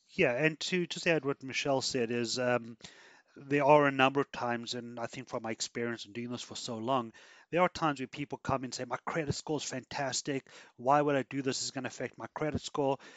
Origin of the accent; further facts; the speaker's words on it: South Africa; now in Canada; I come from South Africa